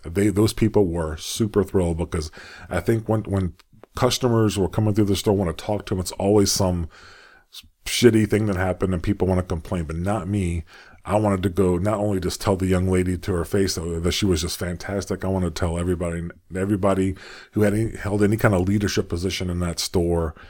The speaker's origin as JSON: {"language": "English", "country": "United States", "accent": "American", "said": "I'm an American, as you can tell by how I speak"}